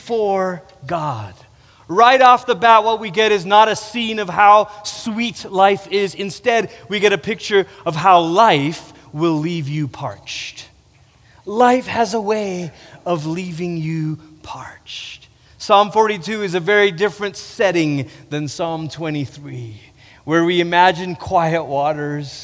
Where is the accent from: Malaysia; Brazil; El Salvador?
Malaysia; moved away; also born or lived in Portland, Oregon, United States; I grew up in Malaysia. That's where we're originally from. And when I was 10, we moved to Portland, Oregon. We lived there for 3 years. We moved back to Malaysia